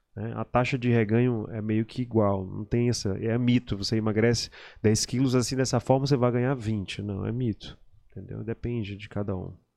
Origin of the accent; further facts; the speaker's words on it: São Luís, Maranhão, Brazil; also born or lived in Belém, Pará, Brazil; eu nasci em Belém e pequeno, quando eu era bem pequeno, antes de, de, de ficar escolar, meu pai foi transferido, meu pai era técnico da Eletronorte, ele foi transferido de Belém para cá, para São Luís.